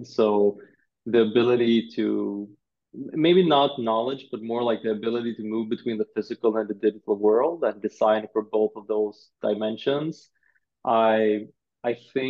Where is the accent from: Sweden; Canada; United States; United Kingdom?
Sweden; I'm born and raised in Sweden